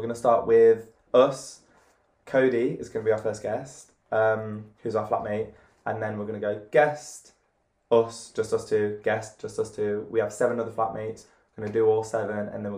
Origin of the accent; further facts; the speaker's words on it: Cyprus; we're both from Cyprus.